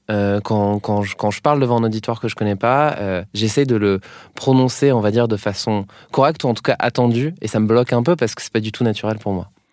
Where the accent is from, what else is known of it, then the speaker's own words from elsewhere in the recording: Brittany, France; accent: Breton; moved away; quand je rentre chez moi en Bretagne